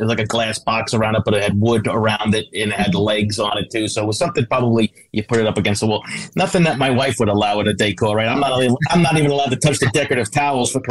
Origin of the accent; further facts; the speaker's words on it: Long Island, New York, United States; I grew up on Long Island. I lived there practically my whole life.